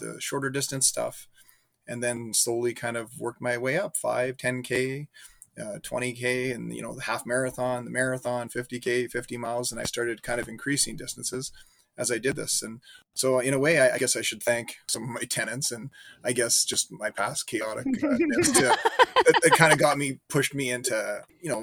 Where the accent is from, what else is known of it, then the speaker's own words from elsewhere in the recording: Calgary, Alberta, Canada; moved away as an adult; now in Regina, Canada; I live in Regina, Saskatchewan. I've been here for, I guess, about 20 years. Before that, I grew up in Calgary, Alberta.